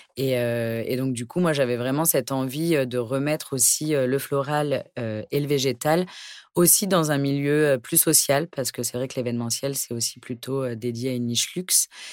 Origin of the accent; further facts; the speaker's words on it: Pantin, Île-de-France, France; J'ai grandi à Pantin, donc en région parisienne